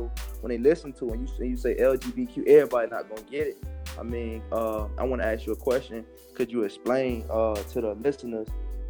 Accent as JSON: {"language": "English", "town": "Miami", "region": "Florida", "country": "United States", "said": "I'm from Miami. I'm from Liberty City."}